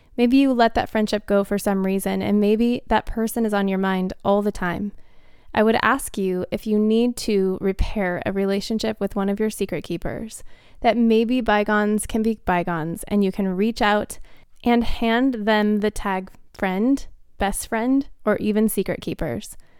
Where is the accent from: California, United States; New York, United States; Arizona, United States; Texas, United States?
Arizona, United States; Phoenix; moved away; I grew up in Phoenix, Arizona, and all four of them still live here